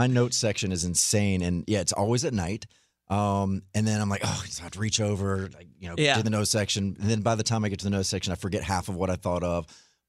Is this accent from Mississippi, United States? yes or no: yes; Mississippi, United States; moved away; how I grew up in Mississippi